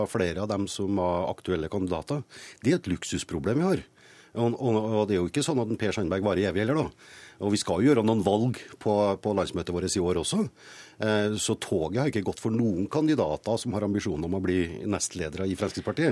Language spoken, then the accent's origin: Norwegian; Trøndelag, Norway; som trønder